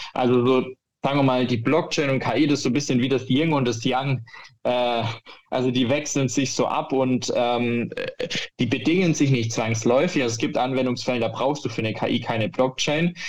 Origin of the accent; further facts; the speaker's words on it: Germany; bei uns in Deutschland